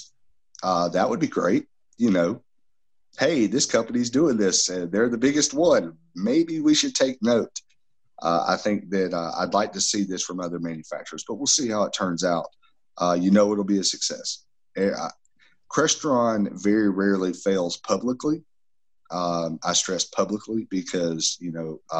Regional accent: Southeastern U.S., United States; I'm from the Southeastern U.S.

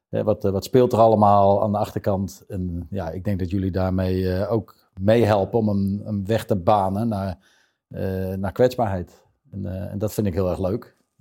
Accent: Zeist, Utrecht, Netherlands; ik ben wel geboren in Utrecht, maar ik kom uit een heel beschermd gezin uit Zeist

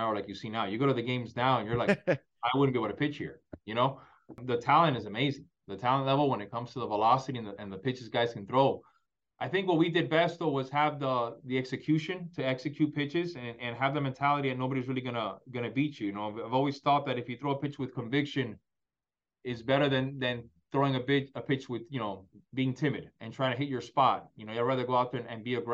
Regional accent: Miami, Florida, United States; I was growing up in Miami

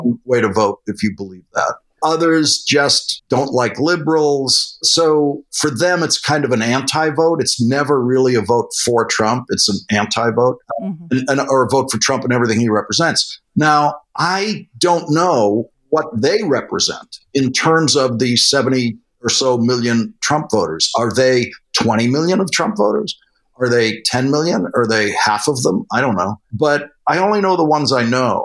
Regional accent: Boston, Massachusetts, United States; I grew up Irish in Boston

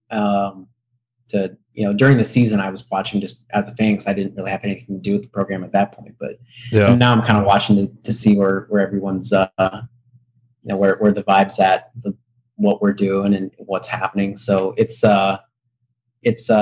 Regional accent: Indiana, United States; I grew up in Indiana

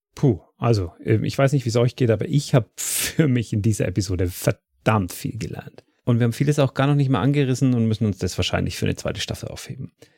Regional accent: Dietenhofen, Bavaria, Germany; Diedenhofen ist mein Heimatort

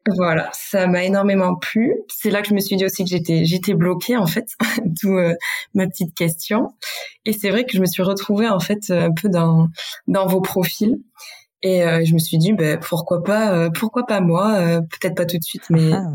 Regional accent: Basque Country, Nouvelle-Aquitaine, France; accent: Basque; je viens du Pays Basque. Peut-être que ça va mmh. s'entendre dans mon accent

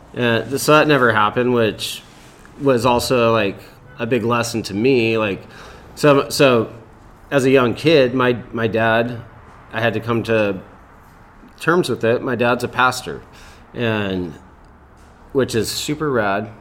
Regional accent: Lakewood, California, United States; I grew up in Lakewood, California

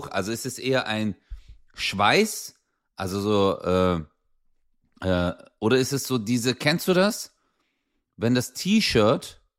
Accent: Turkey; Guck mal, ich, ich bin Türke.

